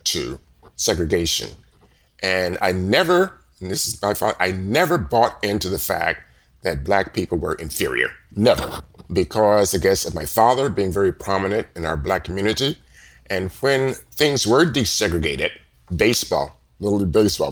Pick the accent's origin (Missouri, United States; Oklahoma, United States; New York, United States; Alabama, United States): Missouri, United States; Liberty; also born or lived in Kansas City, Missouri; I was born in Kansas City, Missouri. My family moved to Liberty, Missouri, which is about 15 miles from Kansas City, when I was about 8 months old